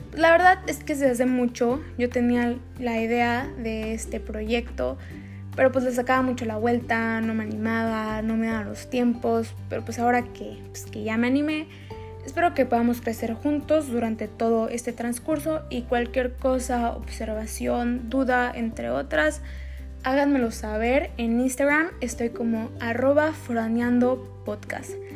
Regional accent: Sonora, Mexico; moved away as an adult; also born or lived in Querétaro; Yo soy de Sonora

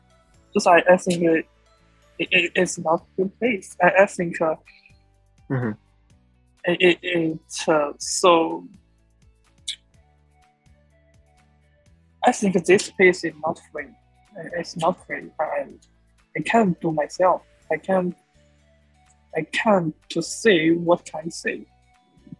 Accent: China; English is a second language; I'm a student from China

